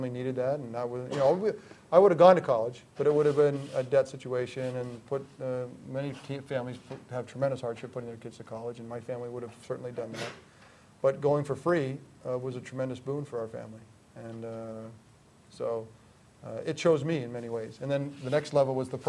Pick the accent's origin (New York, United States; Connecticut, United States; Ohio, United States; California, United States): Connecticut, United States; Greenwich; I grew up in Greenwich, Connecticut